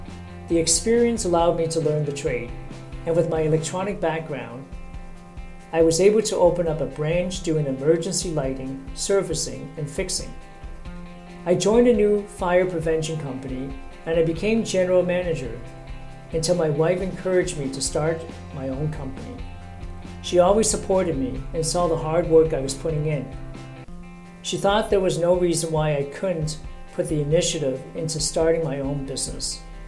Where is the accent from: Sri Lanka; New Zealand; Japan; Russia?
Sri Lanka; moved away as an adult; also born or lived in Middle East; now in Canada; Prior to coming to my new country, I grew up in Sri Lanka and spent some time in the Middle East, where I worked as a welder fitter